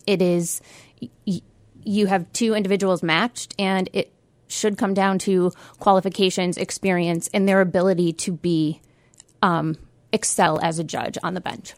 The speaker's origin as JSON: {"language": "English", "town": "Utica", "region": "New York", "country": "United States", "tie": "born or raised there", "also_born_or_lived": "Albany, New York / Syracuse, New York", "said": "I grew up in South Utica"}